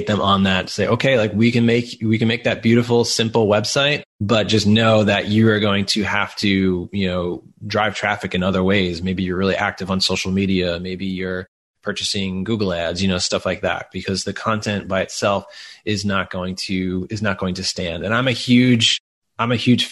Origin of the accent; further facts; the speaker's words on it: Long Island, New York, United States; accent: Long Island; moved away; Long Island, New York, which I'm super excited about because that's where I grew up